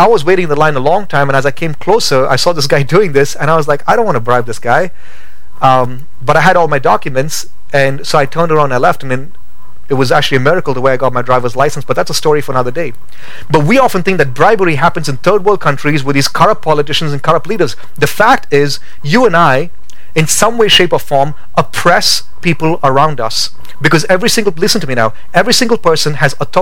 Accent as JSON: {"language": "English", "country": "India", "tie": "born or raised there", "moved": "as an adult", "lives_now": "Boise, United States", "said": "Growing up in India"}